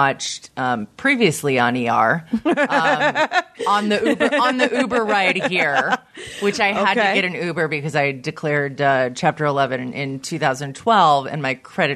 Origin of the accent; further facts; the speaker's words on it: San Diego, California, United States; also born or lived in Los Angeles / Brooklyn / Queens; now in New York City, United States; I grew up in San Diego